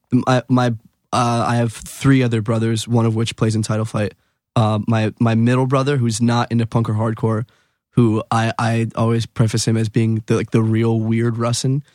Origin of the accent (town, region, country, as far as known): Wilkes-Barre, Pennsylvania, United States; born or raised there; moved away as an adult; now in New York, United States